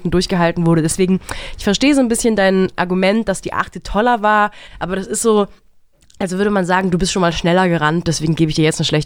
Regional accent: Germany; das hat mich als, auch als Deutsche stolz gemacht.

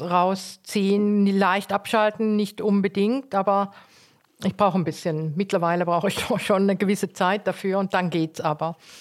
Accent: Eastern Switzerland, Switzerland; also born or lived in South Tyrol; now in Cologne, Germany; ich bin ja in der Ostschweiz aufgewachsen und wusste immer schon, dass wir keine Schweizer sind.

